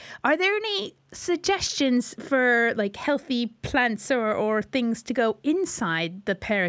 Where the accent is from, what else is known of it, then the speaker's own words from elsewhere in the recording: United States; moved away; I'm from America